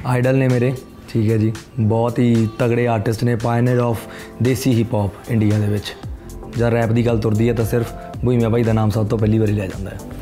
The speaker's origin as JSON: {"language": "Punjabi", "town": "Garhshankar", "region": "Punjab", "country": "India", "moved": "yes", "said": "ਮੈਂ ਗੜਸ਼ੰਕਰ ਤੋਂ ਬਿਲੋਂਗ ਕਰਦਾ ਉਹ ਮੇਰਾ ਘਰ ਹੀ"}